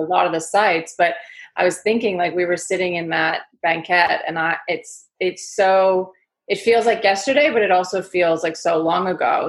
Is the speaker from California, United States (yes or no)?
no; Connecticut, United States; accent: New York; also born or lived in Manhattan, New York; now in London, United Kingdom; I grew up in the northeast of the states. I grew up in Connecticut, which is a, leafy uh, countryside state, and then also Manhattan.